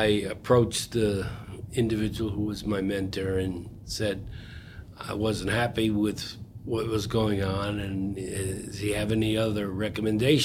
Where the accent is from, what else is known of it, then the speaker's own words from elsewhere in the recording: Troy, New York, United States; I grew up in Troy, New York